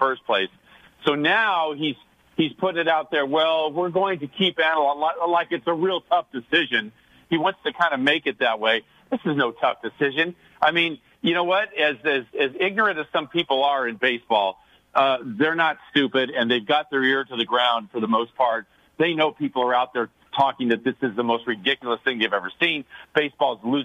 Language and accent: English; Sacramento, California, United States; growing up in Sacramento